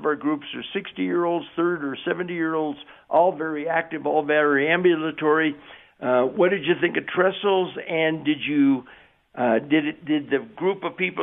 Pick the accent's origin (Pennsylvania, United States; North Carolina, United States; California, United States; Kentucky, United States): California, United States; Southern; moved away; also born or lived in Pacific Palisades; I grew up in Southern California